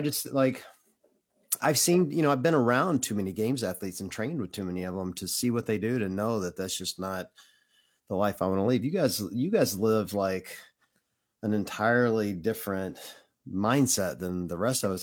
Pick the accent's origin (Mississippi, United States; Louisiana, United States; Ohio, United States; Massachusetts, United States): Mississippi, United States; Tupelo; moved away; was living in my hometown in Tupelo, Mississippi